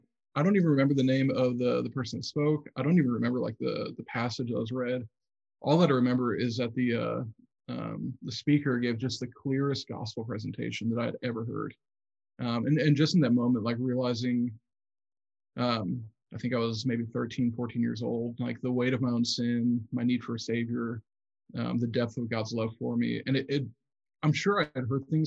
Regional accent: Southeast Michigan, United States; I grew up in Southeast Michigan

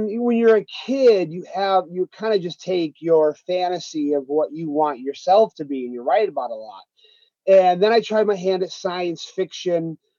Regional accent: Harpersville, New York, United States; also born or lived in Castle Creek, New York; as a kid growing up in Harpersville, areas, you know, where I live now in Castle Creek, New York, and Binghamton, New York

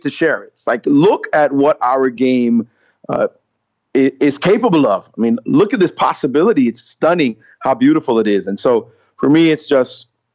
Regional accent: New York City, New York, United States; also born or lived in Jamaica; a little boy from Jamaica growing up in Brooklyn

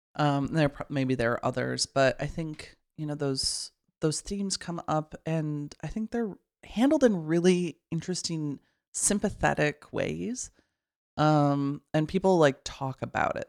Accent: Midwest, United States; I grew up in the Midwest

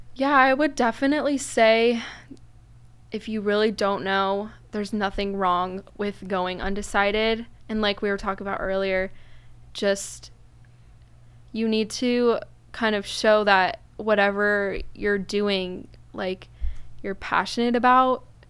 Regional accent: Newport Beach, California, United States; I am from Newport

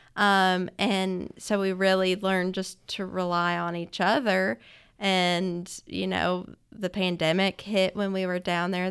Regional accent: Florence, Alabama, United States; I grew up in Florence, Alabama

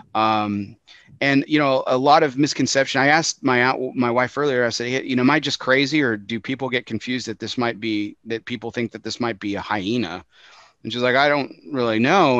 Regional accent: West Texas, United States; I grew up in West Texas

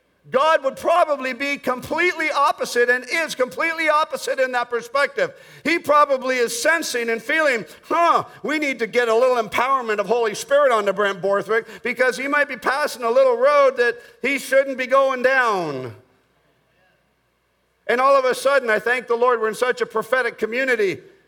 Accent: Bogota, Colombia; I was born in Bogota, Colombia, South America. I grew up in South America.

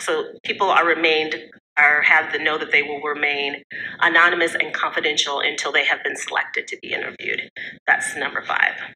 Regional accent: Midland, Michigan, United States; also born or lived in Saginaw, Michigan; now in Ann Arbor, United States; I grew up in Midland, um, also in the Saginaw area, but I currently reside outside of Ann Arbor

